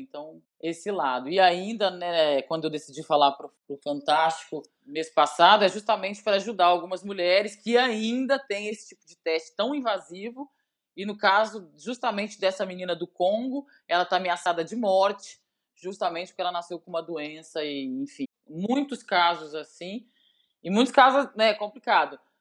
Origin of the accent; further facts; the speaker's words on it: Belo Horizonte, Minas Gerais, Brazil; moved away as an adult; now in Lagoa Santa, Brazil; Ó, oh, eu sou mineira raiz, né? Eu sou de Belo Horizonte.